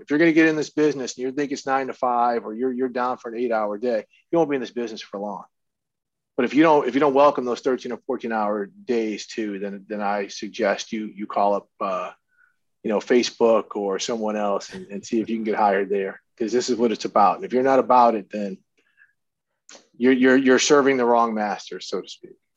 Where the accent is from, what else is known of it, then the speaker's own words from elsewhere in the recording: St. Louis, Missouri, United States; also born or lived in Minnesota; I went to high school and stuff in St. Louis. I, I consider it my home.